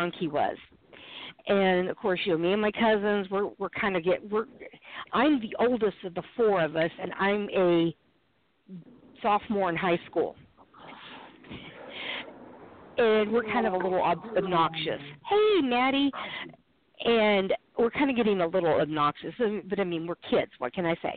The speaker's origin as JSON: {"language": "English", "region": "New Mexico", "country": "United States", "tie": "born or raised there", "also_born_or_lived": "Tennessee / Texas", "said": "But born in Tennessee, raised in New Mexico, went to school in Texas, till I was 32, with the exception of going to school in Texas, I lived in New Mexico."}